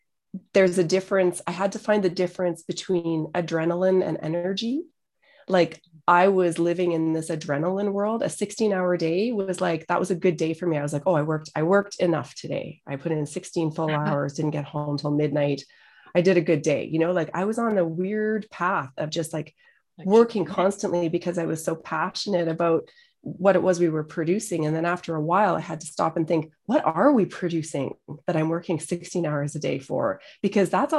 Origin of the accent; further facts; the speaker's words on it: Edmonton, Alberta, Canada; moved away; also born or lived in Calgary; got back to my home city, which I'd been kind of avoiding for so long, going back to Edmonton